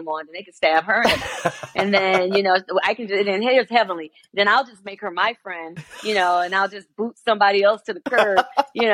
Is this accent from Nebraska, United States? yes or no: no; Detroit, Michigan, United States; I was from Detroit